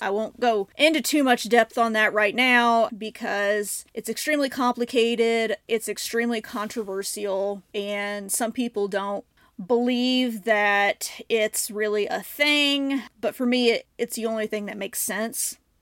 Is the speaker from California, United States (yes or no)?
no; Southern Illinois, United States; moved away as an adult; also born or lived in Saint Louis area, Missouri; now in St. Louis, United States; I grew up in Southern Illinois